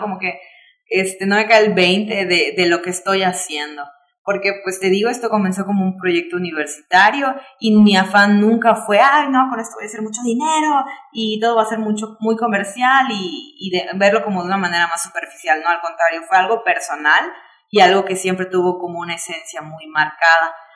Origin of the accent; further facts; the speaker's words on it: Yucatán, Mexico; como yucatecos, como viajeros, como mexicanos